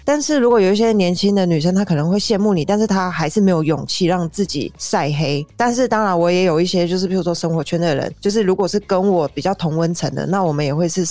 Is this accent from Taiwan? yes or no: yes; Taiwan; moved away; 我是一个台湾人